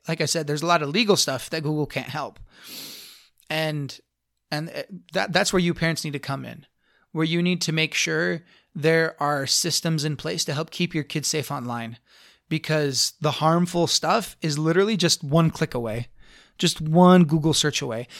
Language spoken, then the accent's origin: English; Blanding, Utah, United States; I grew up in Blanding, Utah. My little hometown, super, super conservative